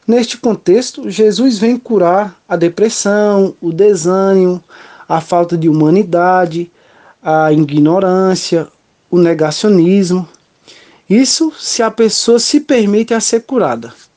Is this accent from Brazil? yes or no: yes; Brotas de Macaúbas, Bahia, Brazil; sou natural de Cocal, do município de Brotas de Macaúbas, no interior baiano